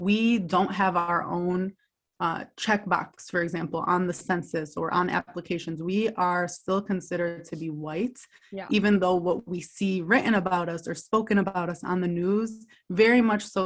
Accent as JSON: {"language": "English", "town": "Dearborn", "region": "Michigan", "country": "United States", "tie": "born or raised there", "said": "I am a proud Dearborn girl. I'm from Dearborn, Michigan, which is the best city in the entire world."}